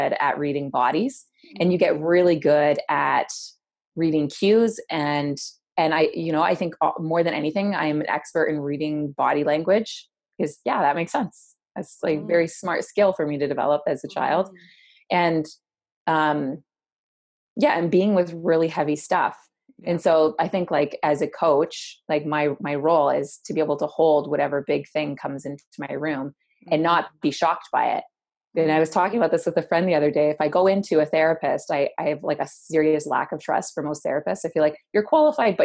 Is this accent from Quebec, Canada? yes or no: no; Hamilton, Ontario, Canada; also born or lived in Waterloo; I grew up in Hamilton and my mom moved us to Waterloo